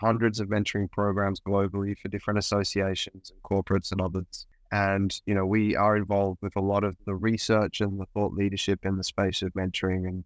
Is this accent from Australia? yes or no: yes; Australia; accent: Australian; I was a musician touring the country in Australia. You can probably hear my accent.